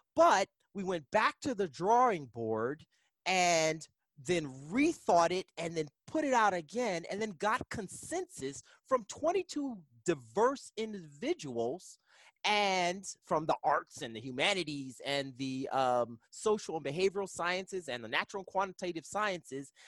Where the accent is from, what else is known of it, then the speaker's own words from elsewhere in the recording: East Coast, United States; moved away as an adult; now in Kansas, United States; I'm originally from the East Coast